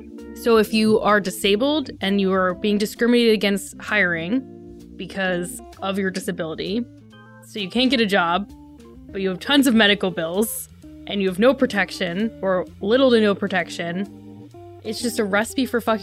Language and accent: English; Delaware, United States; I grew up in Delaware when he was a senator there